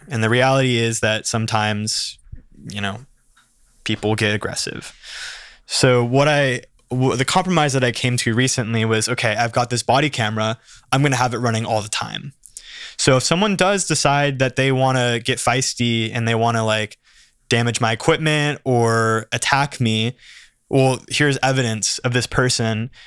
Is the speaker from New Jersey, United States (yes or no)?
no; Santa Barbara, California, United States; I grew up here in Santa Barbara, born in Santa Barbara College Hospital, went to school here, spent my whole life here